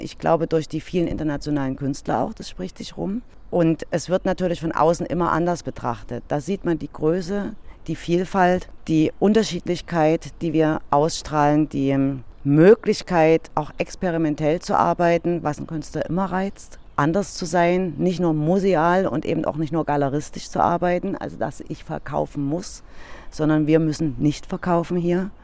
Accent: Dresden, Saxony, Germany; wir als Dresdner

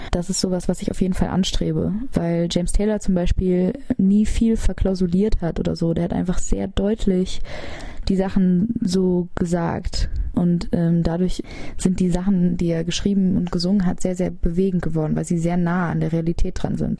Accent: Hamburg, Germany; Ich bin relativ im Zentrum aufgewachsen

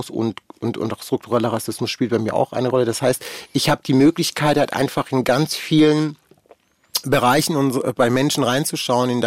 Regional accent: Germany; Also ich bin in Deutschland sozialisiert und aufgewachsen. Ich habe ganz viel deutsche Sachen

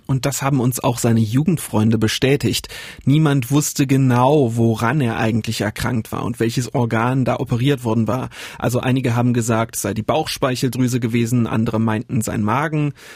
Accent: Saxony-Anhalt, Germany; Ich komme aus der Harzgegend und mein Heimatdorf, das unterscheidet sich praktisch nicht vom Heimatort des Attentäters

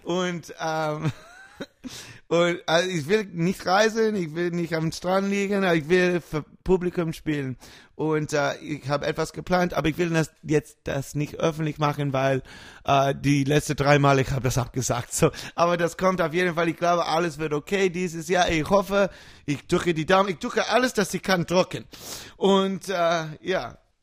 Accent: New York, United States; German is a second language; moved away as an adult; also born or lived in Munich; now in Germany; Ich komme aus New York

